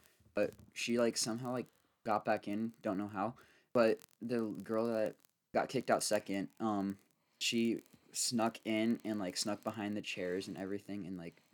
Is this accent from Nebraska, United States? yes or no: yes; Nebraska, United States; we're from Nebraska